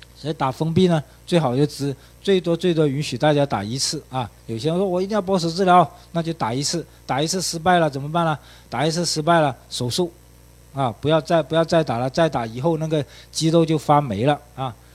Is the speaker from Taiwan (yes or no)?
no; China; 我们中国人